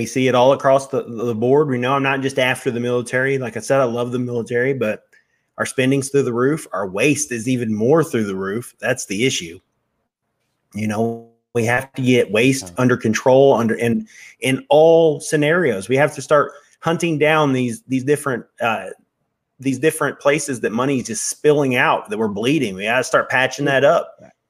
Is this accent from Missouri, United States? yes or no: yes; Missouri, United States; We know how to work. We're from Missouri, man. We know how to work.